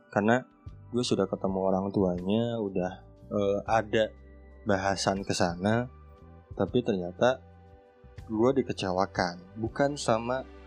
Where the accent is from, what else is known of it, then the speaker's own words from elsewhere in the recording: Sunda, West Java, Indonesia; also born or lived in Garut; gue dari Sunda